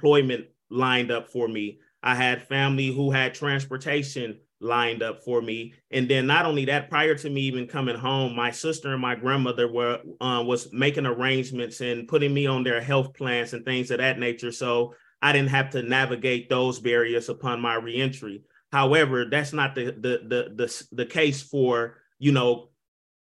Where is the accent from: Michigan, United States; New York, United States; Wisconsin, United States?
Wisconsin, United States; Milwaukee; I was born and raised in Milwaukee, Wisconsin